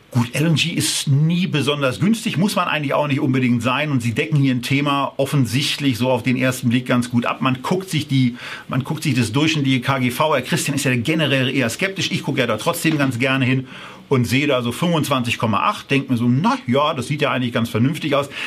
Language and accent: German; Berlin, Germany; Äh, das kann man als Berliner ganz gut ab